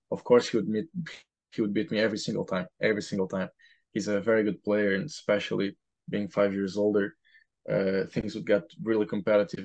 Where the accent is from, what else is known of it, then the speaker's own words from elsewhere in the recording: Portugal; moved away as an adult; also born or lived in Lisbon, Portugal; now in Providence, United States; I'm from Portugal